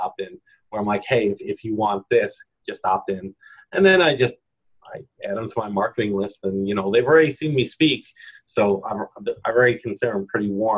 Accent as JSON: {"language": "English", "region": "New York", "country": "United States", "accent": "New York", "said": "I'm from New York, my New York accent"}